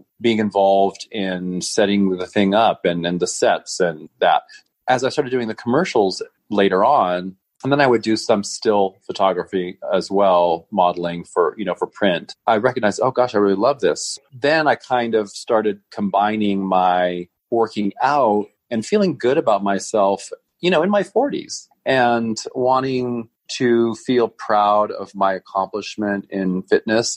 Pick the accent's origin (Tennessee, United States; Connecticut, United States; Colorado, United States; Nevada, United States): Nevada, United States; Reno; I'm from Reno, Nevada. born and raised